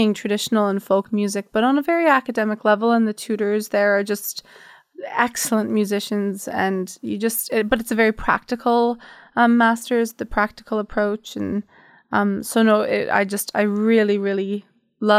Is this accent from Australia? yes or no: no; Canada; moved away as an adult; now in Limerick, Ireland; I grew up in Canada. I've only been living in Ireland for like 2 years